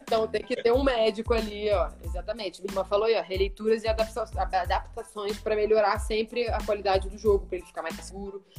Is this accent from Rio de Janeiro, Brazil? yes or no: yes; Rio de Janeiro, Brazil; eu era a única carioca do time